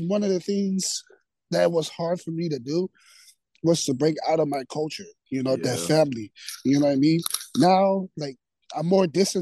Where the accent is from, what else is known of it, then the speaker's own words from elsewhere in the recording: American Samoa; now in Bay Area, United States; Born and raised in American Samoa. I've been in the United States for like 12 years now. Right now, I reside over here at the Bay Area